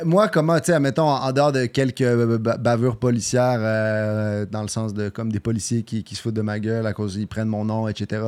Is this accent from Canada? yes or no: yes; Quebec, Canada; accent: Québécois; je suis né au Québec